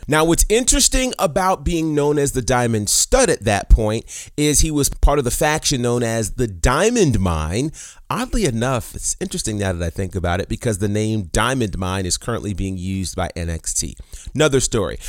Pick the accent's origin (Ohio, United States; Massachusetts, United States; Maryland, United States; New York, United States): New York, United States; Monticello; I grew up in Monticello, New York